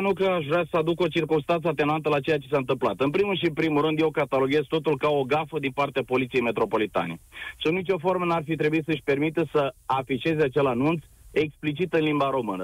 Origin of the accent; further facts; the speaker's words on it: Romania; moved away as an adult; now in London, United Kingdom; provin din România. Nu, eu sunt mândru că sunt român